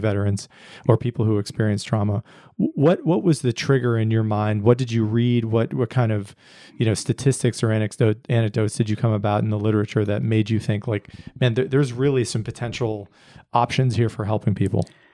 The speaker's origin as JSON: {"language": "English", "region": "Pennsylvania", "country": "United States", "tie": "born or raised there", "moved": "yes", "lives_now": "Austin, United States", "said": "I grew up in Pennsylvania, and so I'm, I'm not a, a native born Texan"}